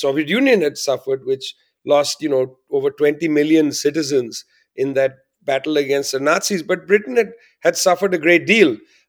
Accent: Kolkata, West Bengal, India; born there; an area of Bengal, place where I was born some decades later. And in that region, not far from where I was born in Calcutta, in East Midnapur district and so on

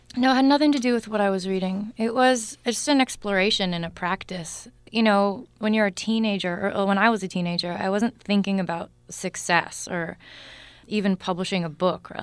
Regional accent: Newton, Massachusetts, United States; I grew up in Newton, Mass.

